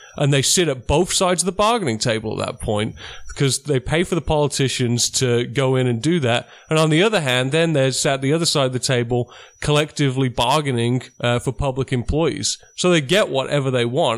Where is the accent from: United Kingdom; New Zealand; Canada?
United Kingdom; Birmingham, West Midlands; moved away as an adult; also born or lived in Oregon; now in United States; growing up in Birmingham, yeah, it's a vastly blue-collar town. I grew up as a blue-collar kid, and I moved to America